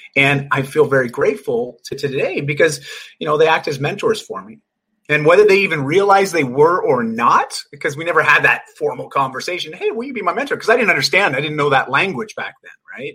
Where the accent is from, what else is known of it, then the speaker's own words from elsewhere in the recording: Canada; also born or lived in Vancouver, British Columbia; I'm just Canadian. live in Vancouver